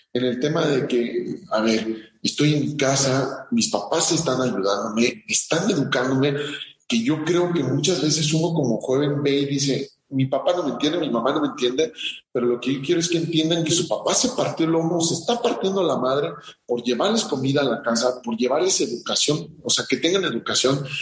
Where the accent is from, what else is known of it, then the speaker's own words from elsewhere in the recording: Morelia, Michoacán, Mexico; also born or lived in Cuernavaca, Morelos; nosotros fuimos a vivir a Morelia toda mi vida, eh, kinder, primaria, secundaria, eh, preparatoria, toda mi vida he en Morelia